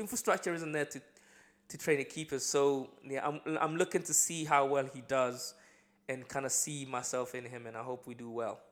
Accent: Accra, Greater Accra, Ghana; now in United Kingdom; I lived in, um, uh, Accra, the main city, growing up in Ghana

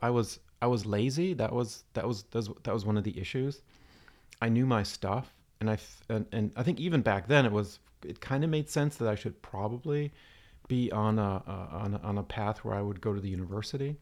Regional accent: Stuttgart, Baden-Württemberg, Germany; Southern, Southern Germany. I was born in, in Stuttgart.

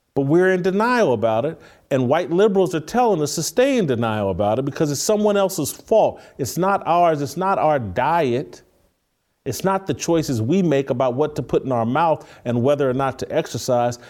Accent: United States; I'm grateful for being an American

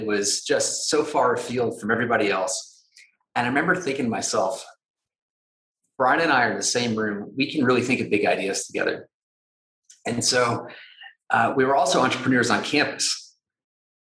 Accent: Georgia, United States; moved away as an adult; also born or lived in San Francisco; I grew up in Georgia in the southern part of the United States

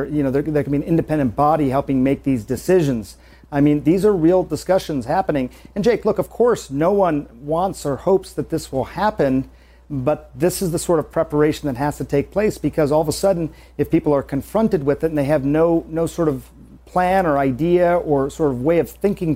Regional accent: Michigan, United States; Michigan's my home state

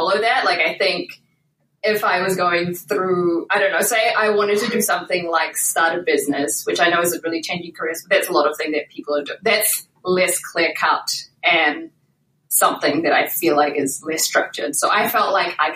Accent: New Zealand; moved away; In case you can't tell from my accent, I'm originally from New Zealand

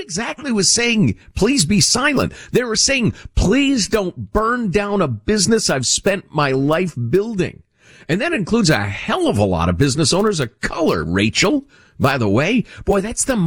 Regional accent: Chicago, Illinois, United States; moved away; I grew up in Chicagoland.

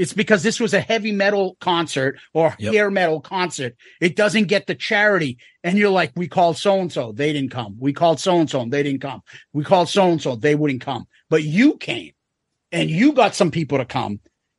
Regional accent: Boston, Massachusetts, United States; accent: Boston

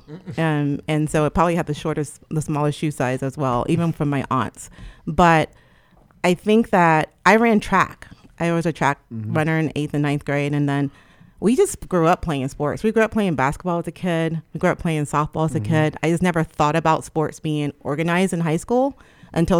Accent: Trenton, New Jersey, United States; moved away; I'm originally from Trenton, New Jersey, and all my family also lives there too

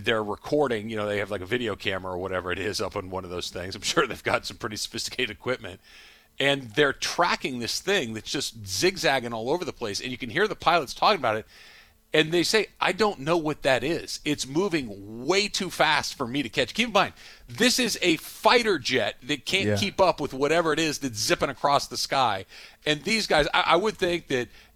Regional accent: California, United States; I am a native Californian

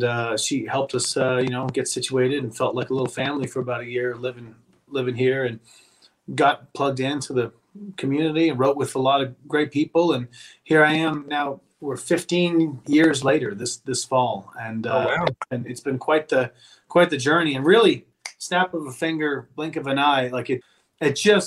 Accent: Pembroke, Ontario, Canada; moved away as an adult; also born or lived in Kitchener-Waterloo, Ontario; I lived for 5 years after I moved away from Pembroke

